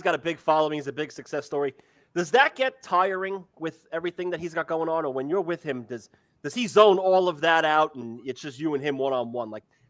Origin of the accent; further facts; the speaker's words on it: New York, United States; We're from New York.